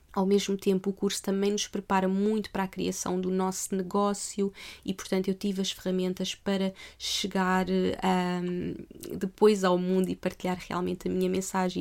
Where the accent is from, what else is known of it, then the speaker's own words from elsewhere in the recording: Portugal; moved away as an adult; also born or lived in Australia; Eu eu não nasci em Portugal à toa.